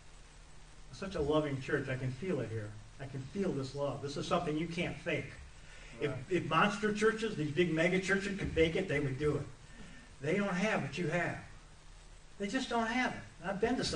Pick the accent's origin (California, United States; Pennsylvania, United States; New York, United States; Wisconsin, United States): Wisconsin, United States; moved away as an adult; now in Mississippi, United States; I'm from Wisconsin